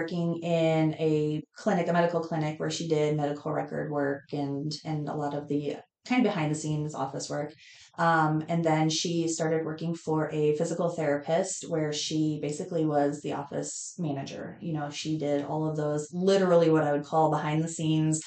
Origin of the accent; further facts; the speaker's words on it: Estes Park, Colorado, United States; moved away as an adult; now in York, United States; When I turned 6 months, my parents moved to Estes Park, Colorado. Mm-hmm. And I grew up there, graduated from there